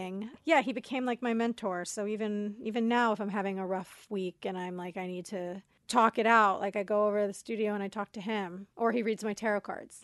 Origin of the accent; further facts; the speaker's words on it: Coral Springs, Florida, United States; moved away; also born or lived in Queens, New York / Brooklyn, New York; we lived in Brooklyn for two years, and then they we moved to Florida